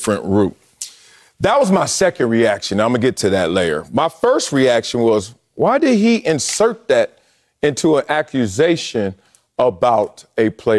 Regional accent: Compton, California, United States; I grew up in Compton.

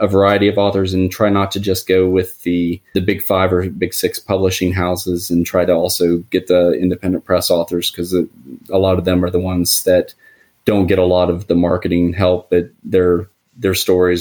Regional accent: Huntington, West Virginia, United States; moved away as an adult; also born or lived in Washington, D.C. / Pittsburgh area; my hometown of Huntington, West Virginia

